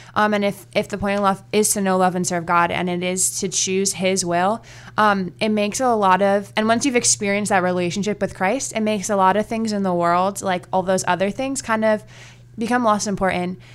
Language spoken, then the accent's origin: English; Virginia Beach, Virginia, United States; I grew up in Virginia, um, mostly Virginia Beach.